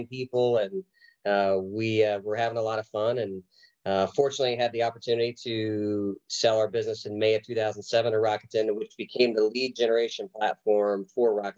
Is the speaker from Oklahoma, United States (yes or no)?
yes; Oklahoma, United States; moved away as an adult; I was from Oklahoma. My wife and I had a baby and we wanted to be closer to family. So we relocated back to Oklahoma